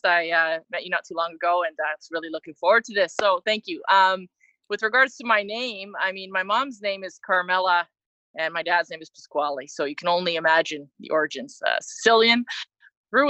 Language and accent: English; Mississauga, Ontario, Canada; moved away as an adult; I grew up born and raised in Mississauga, Ontario